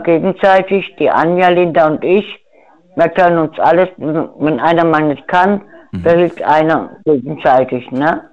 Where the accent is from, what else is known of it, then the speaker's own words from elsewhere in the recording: Neckarelz, Baden-Württemberg, Germany; Aus Neckarelz